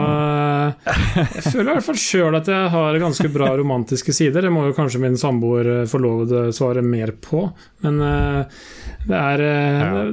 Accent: Sarpsborg, Østfold, Norway; jeg er fra Sarpsborg. Nå er jeg dog fra landsbygda i eh, Eller fra bygda i, i Sarpsborg. Født og oppvokst på et uh, småbruk.

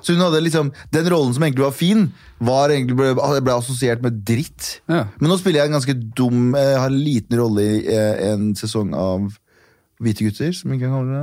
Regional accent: Mysen, Østfold, Norway; born or raised there; moved away as an adult; also born or lived in Kurdistan / Trondheim; now in Oslo, Norway

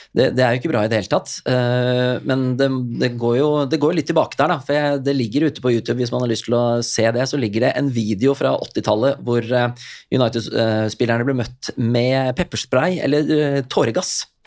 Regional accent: Norway; jeg kom fra Norge

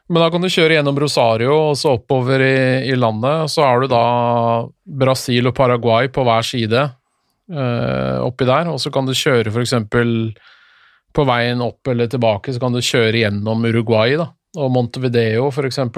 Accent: Norway; Men så forska de litt, og da fant de ut at eh, vi trenger jo ikke det som nordmenn.

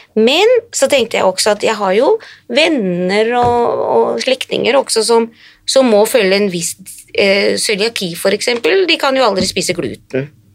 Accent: Hadeland, Innlandet, Norway; now in Finland; jeg er norsk, født i Norge, på Hadeland. Men allerede som eh, veldig ung så flyttet jeg

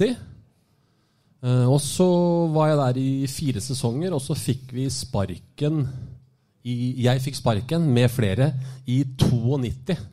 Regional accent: Moss, Østfold, Norway; now in Bodø, Norway; jeg vokste opp i Moss.

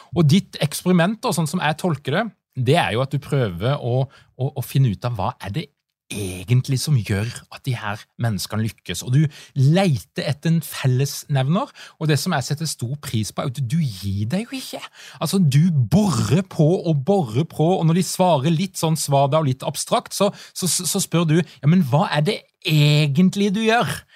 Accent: Vennesla, Agder, Norway; jeg er jo fra Vennesla, så jeg liker jo alt som har med bygdebakgrunn å gjøre

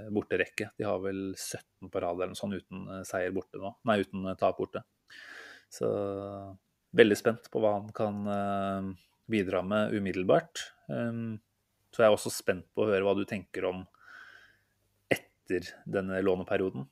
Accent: Norway; vi som nordmenn

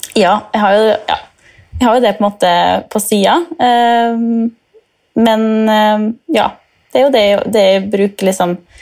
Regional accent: Molde, Møre og Romsdal, Norway; now in Istanbul, Turkey; Jeg er 24 år og kommer fra Molde

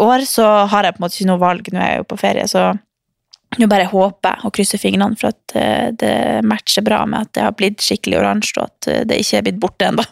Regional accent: Harstad, Troms, Norway; now in Oslo, Norway; så drar jeg hjem til Harstad

